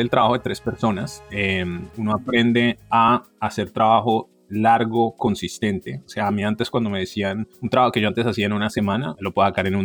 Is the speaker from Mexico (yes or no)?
no; Cali, Valle del Cauca, Colombia; soy de Cali, mi mamá es de Armenia, mi papá es samario de Santa Marta.